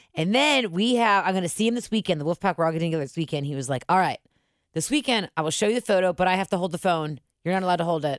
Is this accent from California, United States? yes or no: no; Cincinnati, Ohio, United States; moved away; we're all from Cincinnati